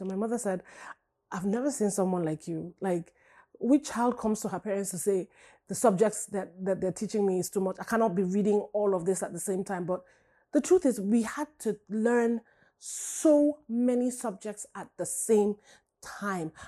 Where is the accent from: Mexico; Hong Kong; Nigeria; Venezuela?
Nigeria; now in United States; growing up in Nigeria